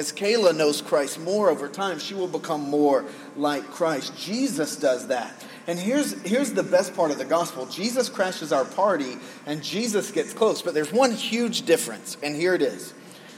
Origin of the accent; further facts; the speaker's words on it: United States; as an American male living in the most sexualized culture in the world